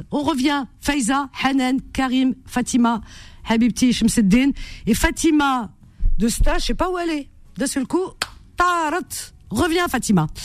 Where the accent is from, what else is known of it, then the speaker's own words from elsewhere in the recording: France; moi, je suis né en France.